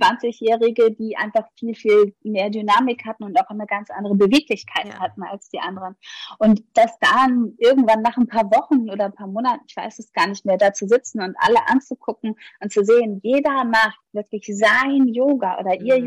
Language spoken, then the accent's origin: German; Hamburg, Germany; ich komme ja aus Hamburg